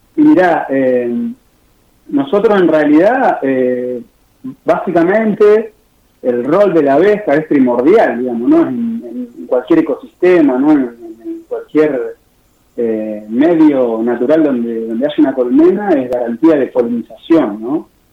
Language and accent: Spanish; Paraná, Entre Ríos, Argentina; muchos integrantes de las que trabajamos ahí en la granja con la misma cooperativa somos de Paraná